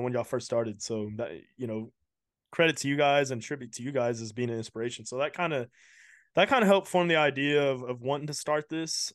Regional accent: Houston, Texas, United States; I'm from Houston

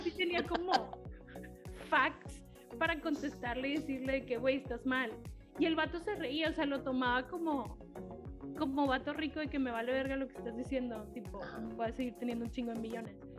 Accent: Mexico; en nuestra cultura mexicana

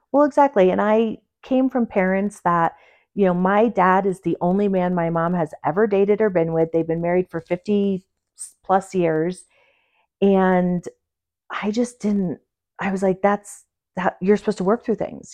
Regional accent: Port Jervis, New York, United States; moved away as an adult; also born or lived in Pueblo, Colorado / Durango, Colorado; now in Colorado, United States; I was born and raised in New York

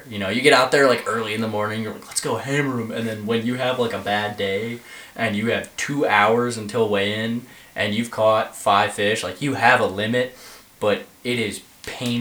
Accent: Mississippi, United States; I was born in Mississippi.

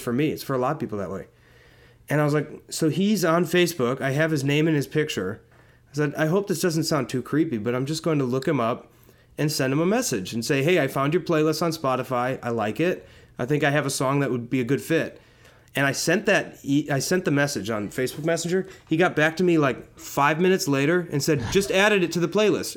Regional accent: Wauwatosa, Wisconsin, United States; now in Los Angeles, United States; I'm technically from a suburb of Milwaukee called Wauwatosa. Okay. Um, but I, I lived in a house that was probably two blocks away from the, the city of Milwaukee.

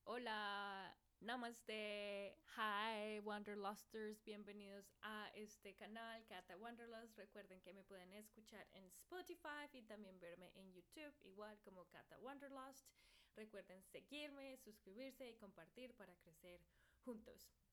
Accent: Bogotá, Colombia; moved away; esa es quién soy yo, eh, de Bogotá, Colombia

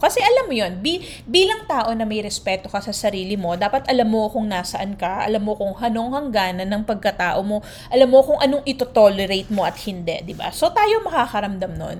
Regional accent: Philippines; now in United States; we Filipinos

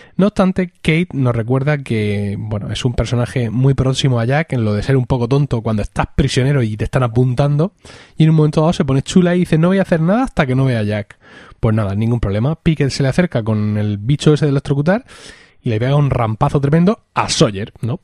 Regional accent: Spain; como españoles

